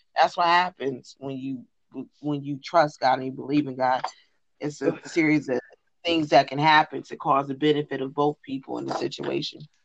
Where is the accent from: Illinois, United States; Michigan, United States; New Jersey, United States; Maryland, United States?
New Jersey, United States; I'm from Jersey and we had a bike fest every year